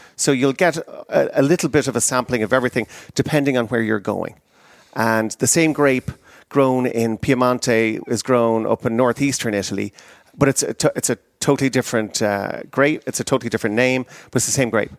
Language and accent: English; Ireland; moved away as an adult; now in United States; I emigrated from Ireland to America in nineteen ninety-three.